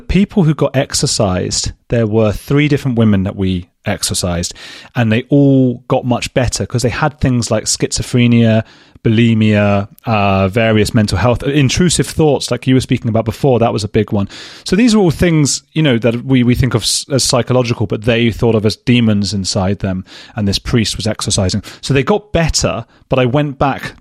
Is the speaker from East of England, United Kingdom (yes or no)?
yes; Watford, East of England, United Kingdom; I'm from Watford, just outside London